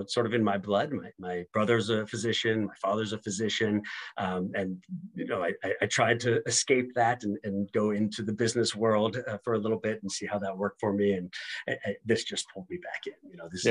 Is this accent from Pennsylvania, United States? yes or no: yes; Pittsburgh, Pennsylvania, United States; moved away as an adult; also born or lived in Michigan / Ohio; now in Washington, D.C., United States; I'm originally from Pittsburgh, Pennsylvania.